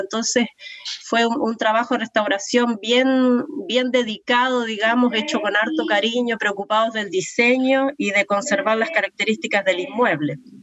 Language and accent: Spanish; Uruguay; now in Valparaíso, Chile; soy uruguaya, pero ya llevo muchos años acá